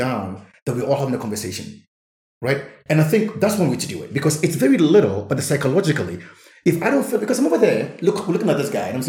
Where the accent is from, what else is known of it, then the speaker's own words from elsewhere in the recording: Namibia; You are from Benin, I'm from Namibia, but we're having the same story.